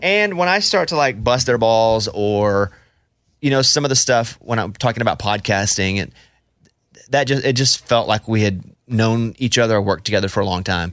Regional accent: Mountain Pine, Arkansas, United States; moved away; I grew up in Mountain Pine, Arkansas

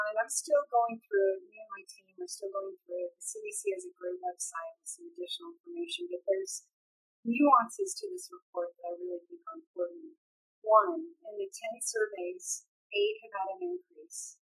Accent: California, United States; I'm from California

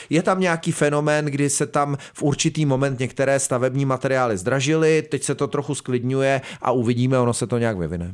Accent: South Bohemian Region, Czechia; tady jsme jiho Češi

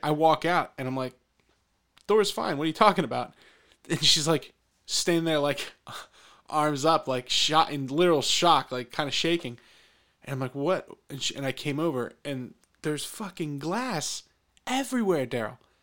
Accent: Pennsylvania, United States; growing up in Pennsylvania

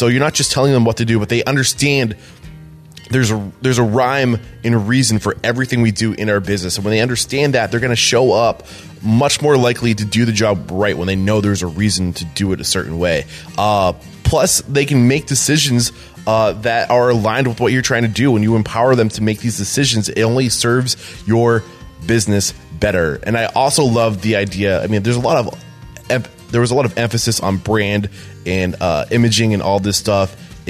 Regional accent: New Hampshire, United States; I'm from New Hampshire.

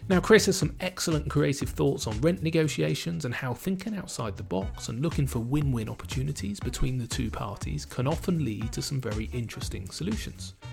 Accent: Bournemouth, South West England, United Kingdom; he runs a couple of awesome local venues in my hometown of Bournemouth

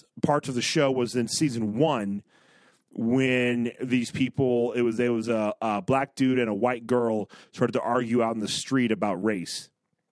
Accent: Dayton, Ohio, United States; I was from Dayton, Ohio

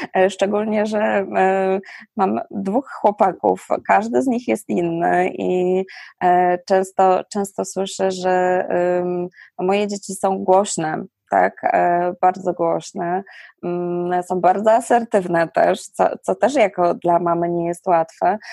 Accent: Silesian Voivodeship, Poland; u nas na Śląsku

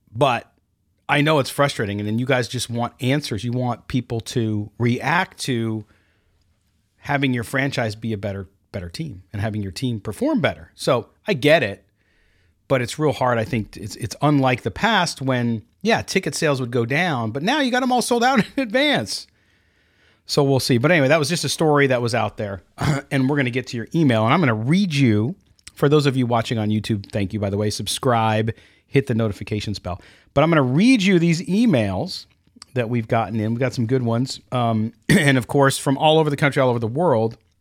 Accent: Chicago, Illinois, United States; I was born in Chicago

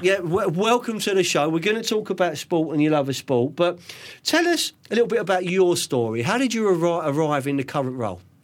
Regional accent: London, United Kingdom; born or raised there

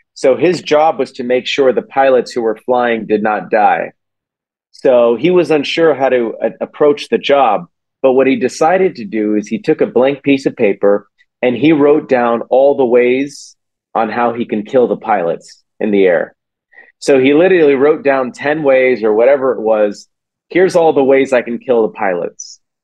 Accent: Silicon Valley, California, United States; I grew up in Silicon Valley

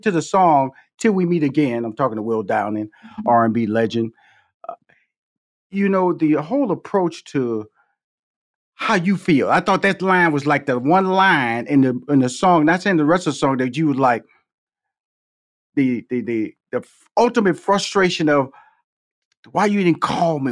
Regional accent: Houston, Texas, United States; come from Fifth Ward, Texas, six sisters, two brothers

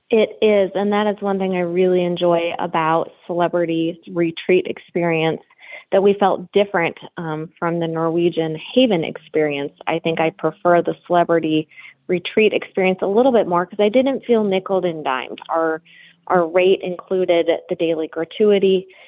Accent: South Dakota, United States; we're from South Dakota

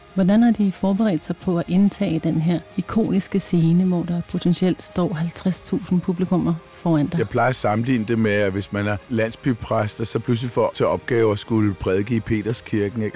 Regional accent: Jutland, Denmark; kommer også fra Jylland

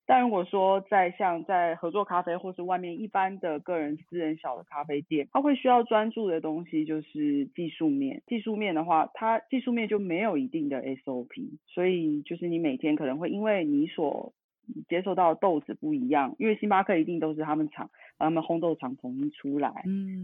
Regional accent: Tainan, Taiwan; now in Taichung, Taiwan; 我来自台湾，家里住台南

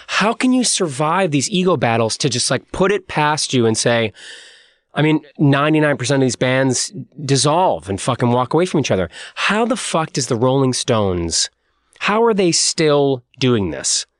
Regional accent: Boston, Massachusetts, United States; moved away as an adult; now in Los Angeles, United States; we're from the East Coast, from Boston

